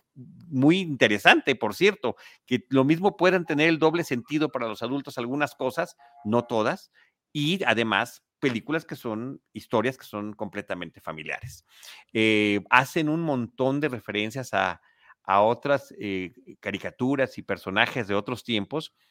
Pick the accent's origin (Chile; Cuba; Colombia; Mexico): Mexico; aquí en México